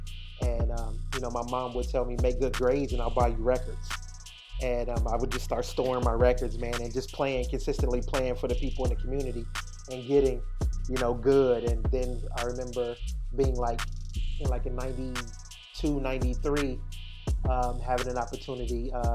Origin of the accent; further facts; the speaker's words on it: East Coast, United States; also born or lived in New York / Indianapolis / Atlanta / Florida; Yeah, so, you know, I'm originally from the States, man. I grew up on the East Coast. You know, I've spent some time in New York growing up, spent some time in Indianapolis, spent some time in Atlanta, down in Florida, in the U.S.